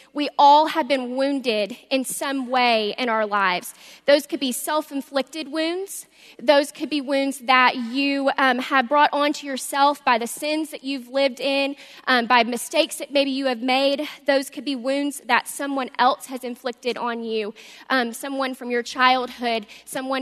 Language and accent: English; Little Rock, Arkansas, United States; moved away; I'm from Little Rock, Arkansas, and I grew up in a Christian home